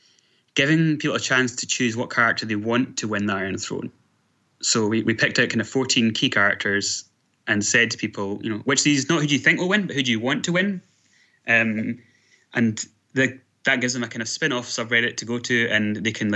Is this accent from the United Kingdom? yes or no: yes; Scotland, United Kingdom; I am from Scotland.